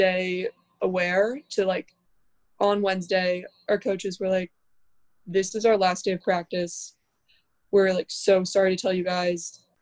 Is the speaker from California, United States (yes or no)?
yes; Orinda, California, United States; I'm from Orinda, California, which is like 20 minutes away from Berkeley.